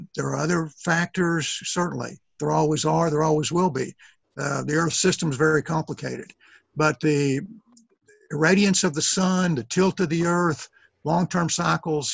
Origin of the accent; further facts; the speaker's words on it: East Texas, United States; I'm from East Texas